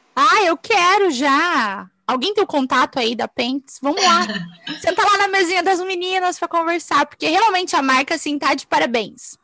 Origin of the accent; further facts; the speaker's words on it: Brazil; moved away; Sou brasileira, minha família toda mora aí, todas as minhas amigas moram aí